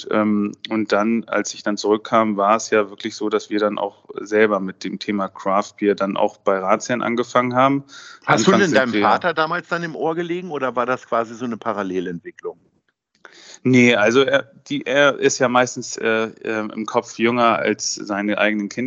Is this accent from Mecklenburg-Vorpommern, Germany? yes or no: yes; Mecklenburg-Vorpommern, Germany; Äh, Kaspar David Friedrich natürlich kommt aus meiner Region, wo ich aufgewachsen bin, Vorpommern-Rügen.